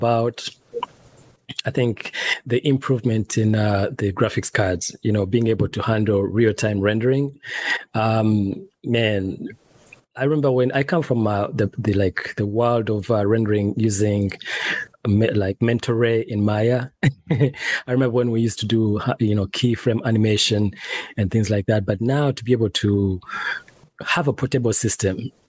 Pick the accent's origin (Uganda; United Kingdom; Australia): Uganda; now in Alexandria, United States; I'm originally from Uganda in East Africa